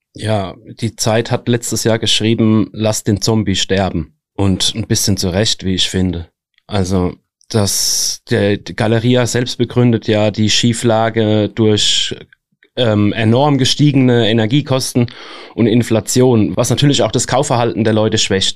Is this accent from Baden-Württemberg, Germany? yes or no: yes; Mannheim area, Baden-Württemberg, Germany; now in Darmstadt, Germany; ich komme ja aus dem Mannheimer Raum